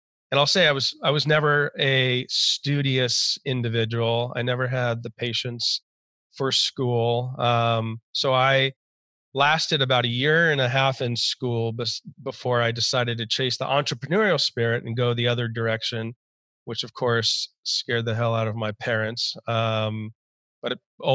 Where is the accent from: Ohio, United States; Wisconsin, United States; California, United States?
California, United States; San Diego; I grew up in Southern California, typical Southern California childhood, in San Diego to be specific.